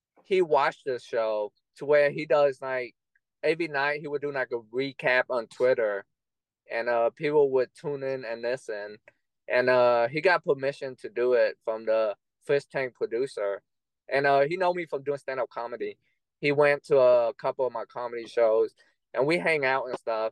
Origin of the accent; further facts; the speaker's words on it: Austin, Texas, United States; my hometown in Austin, Texas